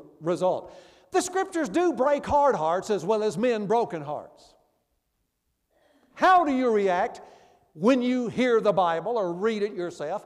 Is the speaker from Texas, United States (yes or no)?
no; Memphis, Tennessee, United States; My church I grew up in Memphis back in years ago